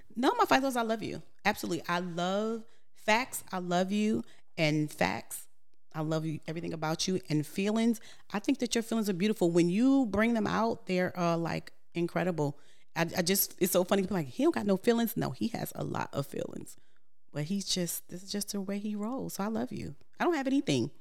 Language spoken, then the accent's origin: English; New York, United States; moved away; I'm from New York